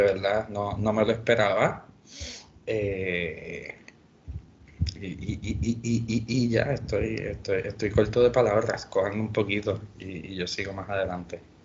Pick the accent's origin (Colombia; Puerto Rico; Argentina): Puerto Rico; nosotros como puertorriqueños